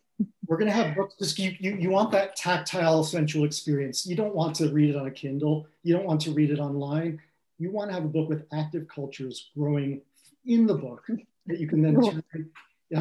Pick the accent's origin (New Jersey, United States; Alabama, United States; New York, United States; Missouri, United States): New Jersey, United States; Central; I grew up in Central New Jersey